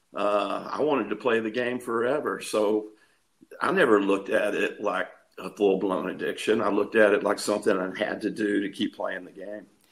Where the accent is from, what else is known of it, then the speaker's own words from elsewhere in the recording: East Texas, United States; also born or lived in Tampa, Florida; I was born and raised here in Texas